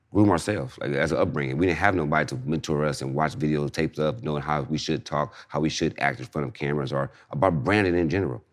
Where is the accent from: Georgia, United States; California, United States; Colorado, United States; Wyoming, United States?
California, United States; Inglewood; I'm from Inglewood